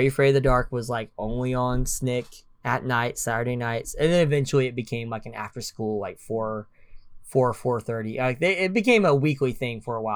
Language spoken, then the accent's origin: English; Oklahoma, United States; I am from Oklahoma